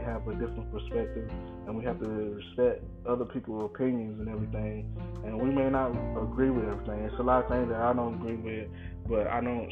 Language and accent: English; United States; me being an American and living my life